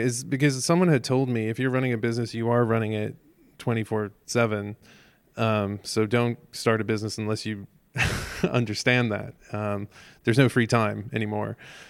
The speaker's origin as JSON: {"language": "English", "country": "Ireland", "tie": "born or raised there", "said": "I grew up in Ireland."}